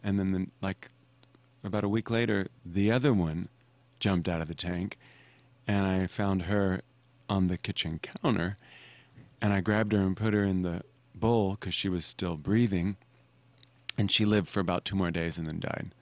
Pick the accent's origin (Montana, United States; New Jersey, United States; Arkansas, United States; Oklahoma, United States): Arkansas, United States; growing up in Arkansas, we put on plays, and I went to public high school.